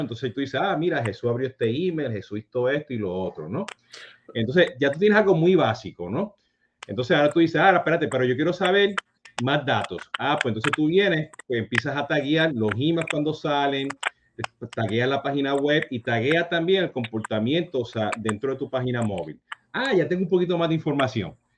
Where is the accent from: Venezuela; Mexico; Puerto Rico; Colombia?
Puerto Rico; nosotros siendo puertorriqueños